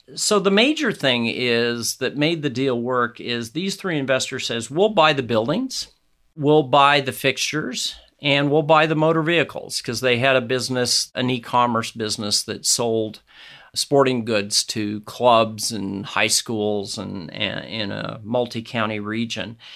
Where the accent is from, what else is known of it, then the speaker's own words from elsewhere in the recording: Nebraska, United States; my home state of Nebraska